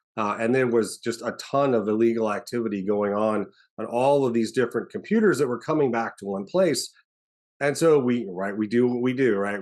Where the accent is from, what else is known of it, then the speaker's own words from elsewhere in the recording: Arizona, United States; moved away as an adult; the special agent in charge of our Arizona field office. So, I actually got to go home as the, the, the S A C, uh, to, to be the head of the F B I in my hometown